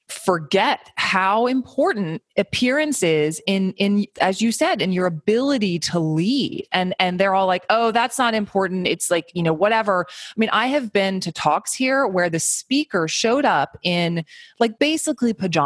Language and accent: English; East Coast, United States; moved away as an adult; also born or lived in New York City, United States; now in Seattle, United States; I grew up on the East Coast, lived in New York City